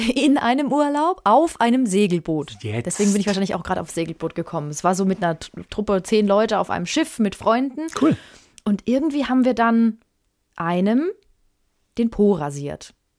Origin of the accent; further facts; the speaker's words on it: Franconia, Bavaria, Germany; bei uns in Franken